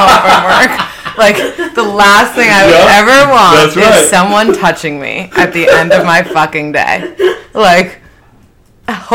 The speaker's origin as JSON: {"language": "English", "region": "New York", "country": "United States", "said": "I'm from Manhattan"}